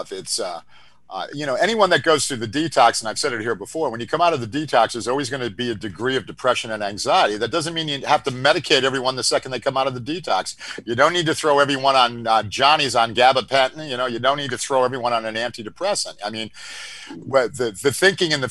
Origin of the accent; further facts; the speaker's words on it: Northeast, United States; we're from the Northeast